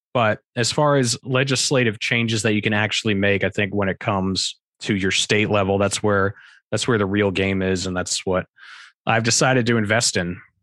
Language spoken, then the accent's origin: English; New Hampshire, United States; moved away as an adult; also born or lived in Arizona / Colorado / Utah; I was born and raised in New Hampshire